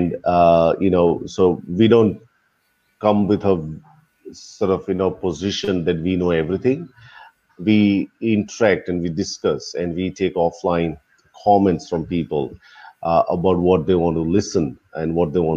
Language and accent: English; India; I'm from India